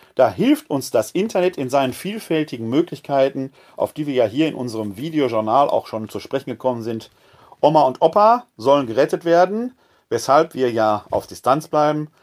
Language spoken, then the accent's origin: German; Essen, North Rhine-Westphalia, Germany; also born or lived in Bochum / Munich / Witten / Wermelskirchen; now in Wuppertal, Germany; Ich bin ein Kind des Ruhrgebietes